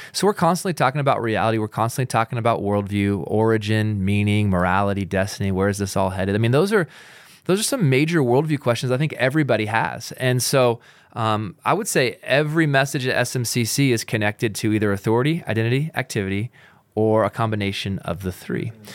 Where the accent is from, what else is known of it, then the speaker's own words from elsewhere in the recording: Pacific Northwest, United States; now in Utah, United States; I grew up in the Pacific Northwest